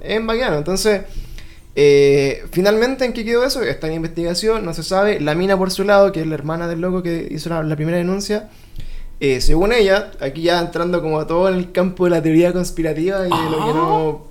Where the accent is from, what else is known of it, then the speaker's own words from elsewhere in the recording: Puente Alto, Santiago Metropolitan Region, Chile; also born or lived in La Florida / La Reina; now in Macul, Chile; yo soy de Puente Alto, ¿cachai? O sea, nací, crecí en Puente Alto